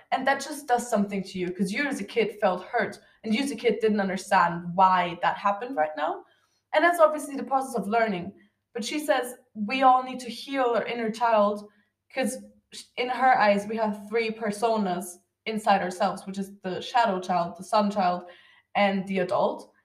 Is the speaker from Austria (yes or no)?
yes; Austria; I'm from Austria